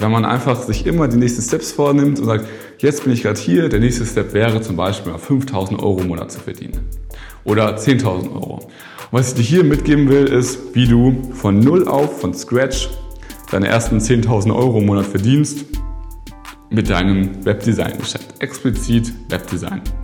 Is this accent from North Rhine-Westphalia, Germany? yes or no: no; a village between Hamburg and Bremen, Lower Saxony, Germany; now in Berlin, Germany; Jetzt bin ich ja in Berlin hier, aber ich komme eigentlich aus dem Dorf zwischen Hamburg und Bremen